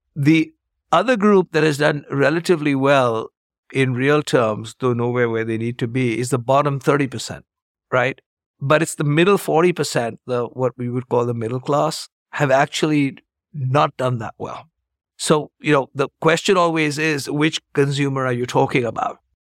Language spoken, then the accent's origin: English; India; moved away as an adult; also born or lived in Chicago, United States; I grew up in India, got a degree in math